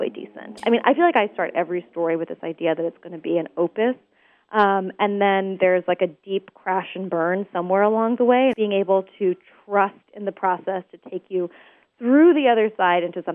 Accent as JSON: {"language": "English", "town": "Portland", "region": "Oregon", "country": "United States", "tie": "born or raised there", "said": "So I grew up in Portland, Oregon"}